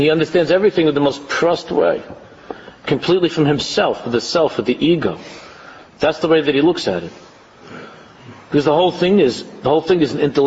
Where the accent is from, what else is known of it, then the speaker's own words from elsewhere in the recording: United States; people like us, growing up in America